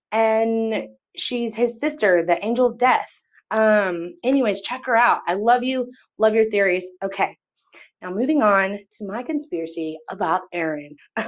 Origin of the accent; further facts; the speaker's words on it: Texas, United States; I'm from Texas too.